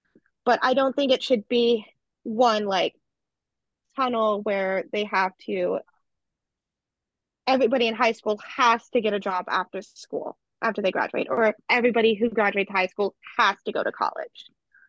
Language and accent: English; California, United States; I think I was okay because I came from California, where we had different cultures at my school